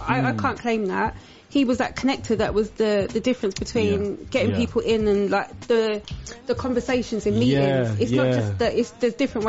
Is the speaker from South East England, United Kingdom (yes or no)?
no; London, United Kingdom; And we're from Walthamstow.